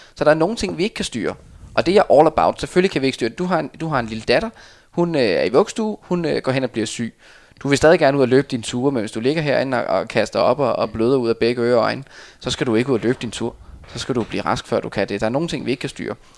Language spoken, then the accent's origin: Danish; Denmark